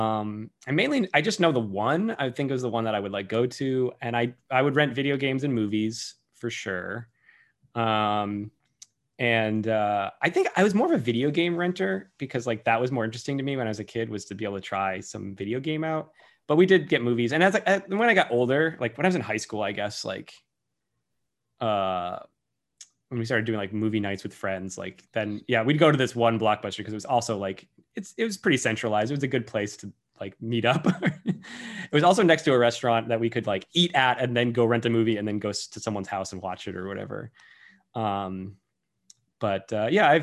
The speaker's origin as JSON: {"language": "English", "region": "Massachusetts", "country": "United States", "tie": "born or raised there", "moved": "yes", "said": "I'm from Massachusetts where they sell beer and wine and liquor in package stores."}